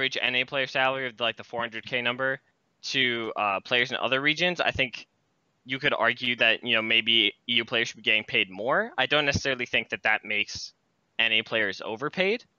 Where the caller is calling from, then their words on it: Rochester, New York, United States; I'm calling from Rochester, New York.